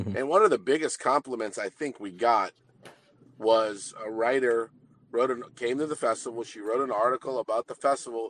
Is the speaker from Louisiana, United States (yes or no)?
yes; New Orleans, Louisiana, United States; come from a large family here in New Orleans